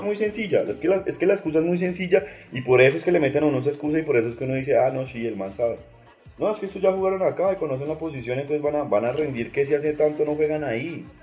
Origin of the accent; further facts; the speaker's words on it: Colombia; no me representa como colombiano